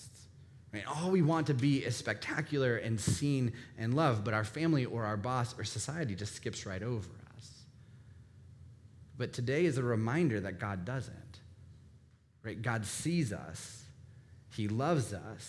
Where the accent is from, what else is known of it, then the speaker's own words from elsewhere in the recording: Northern Virginia, United States; Being born and raised in Northern Virginia